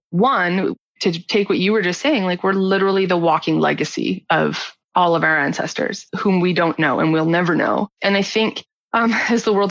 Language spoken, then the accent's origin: English; Canada; also born or lived in Nova Scotia / Victoria; So I'm from Nova Scotia, like the easternmost part of Canada, and then my mom we moved out to Victoria, like the westernmost part, and then we went back